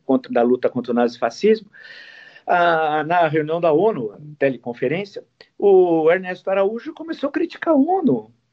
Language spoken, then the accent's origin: Portuguese; São José do Rio Preto, São Paulo, Brazil; now in São Paulo, Brazil; fiz o grupo escolar onde eu nasci, nasci em São José do Rio Preto, ah, interior de São Paulo